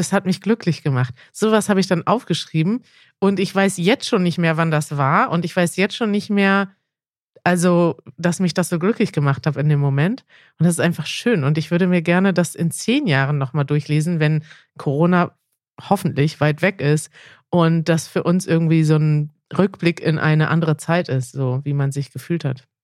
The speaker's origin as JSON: {"language": "German", "country": "Germany", "said": "ich kann ja als Deutsche"}